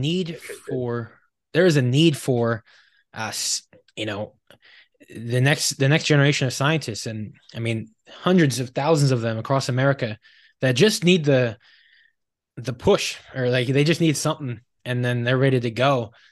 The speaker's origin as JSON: {"language": "English", "area": "suburbs of Philadelphia", "region": "Pennsylvania", "country": "United States", "tie": "born or raised there", "said": "I grew up in the suburbs of Philadelphia"}